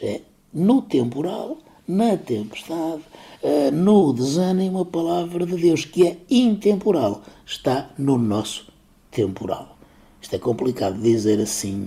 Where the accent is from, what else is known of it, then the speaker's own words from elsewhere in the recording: Cávado basin, Braga, Portugal; o ribeiro da minha terra, eh, se junta ao homem o homem se junta ao cávado